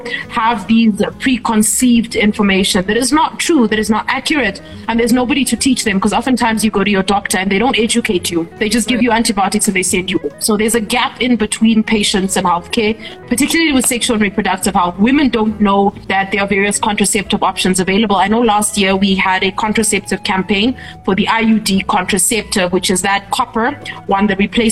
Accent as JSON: {"language": "English", "country": "Namibia", "said": "having me all the way from Namibia"}